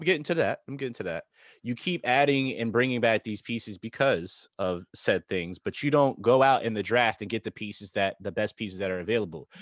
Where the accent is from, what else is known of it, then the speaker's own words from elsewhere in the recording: New York, United States; being from New York and having New York teams